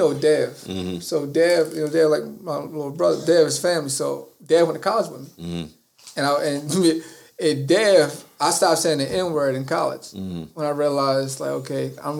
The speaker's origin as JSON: {"language": "English", "town": "Baltimore", "region": "Maryland", "country": "United States", "said": "I'm a kid from Cherry Hill."}